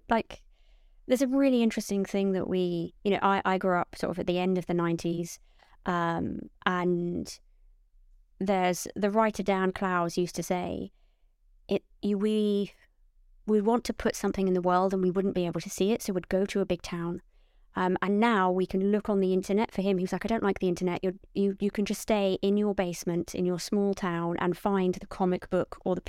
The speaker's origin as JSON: {"language": "English", "town": "Portsmouth", "region": "South East England", "country": "United Kingdom", "said": "I'm from Portsmouth, but you won't hear it in my voice because my parents really, really wanted me to hide"}